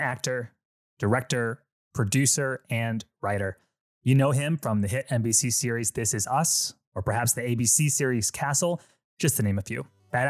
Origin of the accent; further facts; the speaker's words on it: Philippines; Myself, I'm Filipino, and the Filipino religion, it's a very Catholic nationality, just as a culture, right?